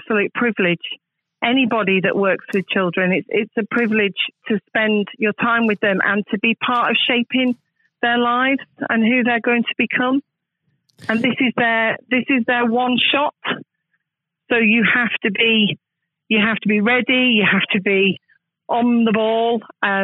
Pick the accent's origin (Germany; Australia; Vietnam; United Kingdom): United Kingdom; Manchester, North West England; now in Plymouth, United Kingdom; I'm not Plymouthian myself. I was born and bred in Manchester, but I've actually lived in Plymouth now for longer than I have lived in Manchester